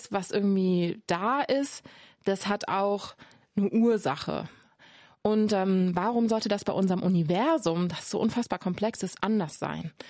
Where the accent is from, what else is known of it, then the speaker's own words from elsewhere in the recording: Cologne, North Rhine-Westphalia, Germany; Ich komme aus Köln, da sagt man von nix kütt nix.